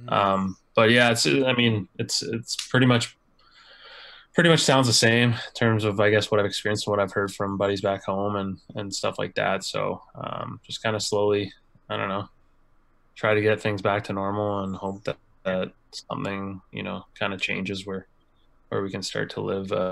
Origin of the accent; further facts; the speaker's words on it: Kincardine, Ontario, Canada; Yeah, it was uh, it was it was uh, unique for sure.